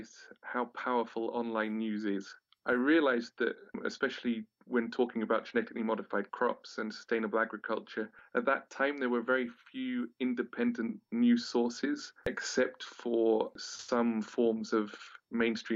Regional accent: Wales, United Kingdom; moved away as an adult; when I was a teenager growing up in Wales

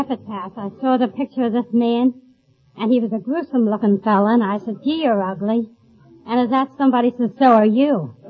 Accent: Philadelphia, Pennsylvania, United States; born or raised there

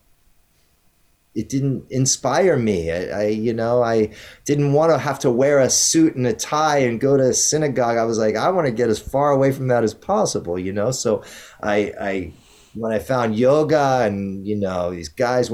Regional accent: Maryland, United States; now in California, United States; where I grew up on the East Coast in Maryland

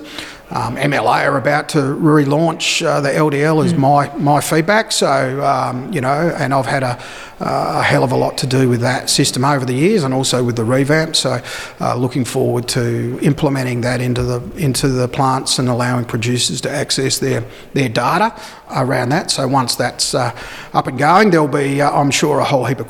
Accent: Victoria, Australia; moved away; also born or lived in Naracoorte, South Australia; living and growing up in Victoria

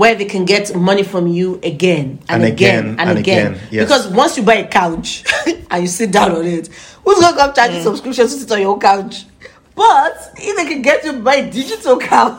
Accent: Nigeria; now in United Kingdom; how I grew up, growing up in Nigeria.

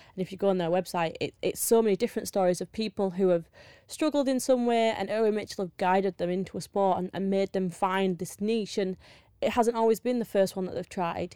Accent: Yorkshire and the Humber, United Kingdom; I'm from Yorkshire

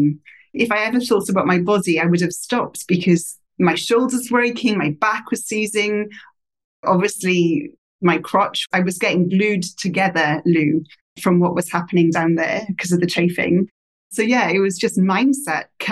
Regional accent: Wales, United Kingdom; moved away as an adult; also born or lived in Australia; back to Britain, where I'm originally from

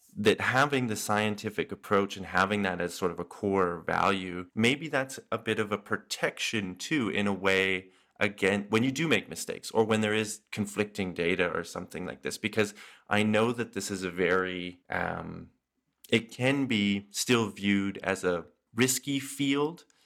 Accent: Canada; as a Canadian

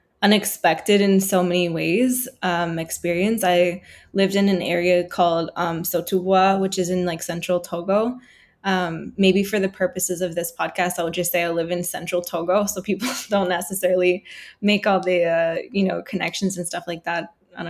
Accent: Halifax, Nova Scotia, Canada; I grew up in Halifax in the North End. Like I went to the schools all through like Halifax North End and Oxford and St. Joe's and everything like that and took French immersion.

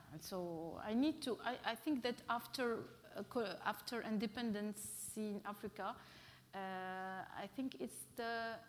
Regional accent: Bahrain; I came from Bahrain when I was, with the, I met other artists from Palestine, and actually I spent 1 month in Palestine.

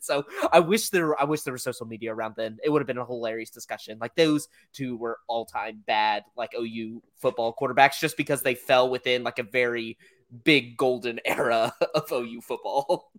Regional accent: Oklahoma, United States; born or raised there

